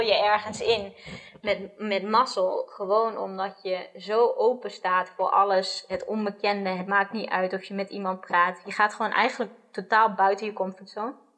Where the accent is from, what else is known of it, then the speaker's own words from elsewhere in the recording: Netherlands; ik opgegroeid ben in Nederland